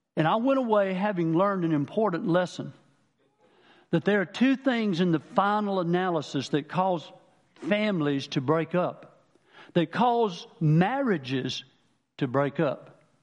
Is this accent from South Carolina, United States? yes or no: yes; Manning, South Carolina, United States; I'm from Manning originally, down the lower part of the state.